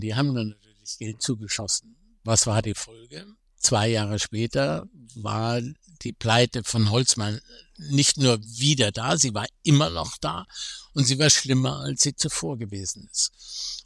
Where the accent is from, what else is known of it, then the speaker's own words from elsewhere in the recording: Germany; Ich bin selber Deutscher